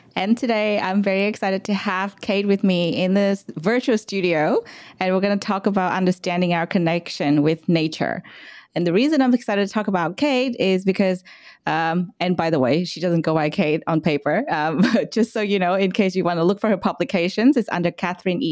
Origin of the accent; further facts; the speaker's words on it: Vietnam; now in Australia; I'm not from Australia, I'm from Vietnam